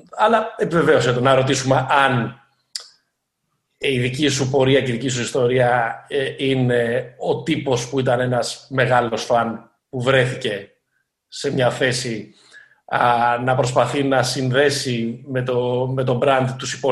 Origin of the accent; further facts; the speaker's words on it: Thessaloniki, Central Macedonia, Greece; moved away; Είμαι από τη Θεσσαλονίκη.